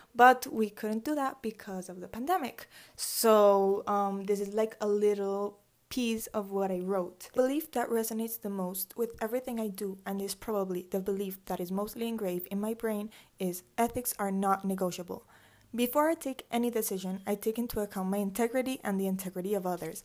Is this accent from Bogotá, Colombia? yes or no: no; Medellín, Antioquia, Colombia; also born or lived in Atlanta, Georgia, United States; I was born in Atlanta, Georgia, um, in the U S. I lived there for seven years, and then I moved here to Medellin.